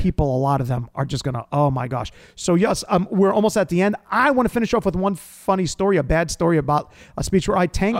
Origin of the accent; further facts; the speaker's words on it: New York, United States; I'm from New York.